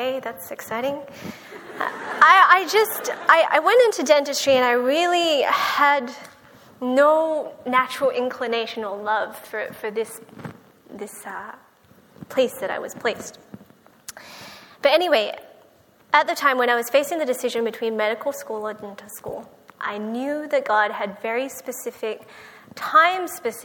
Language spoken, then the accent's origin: English; Australia; born or raised there; moved away as an adult; now in United States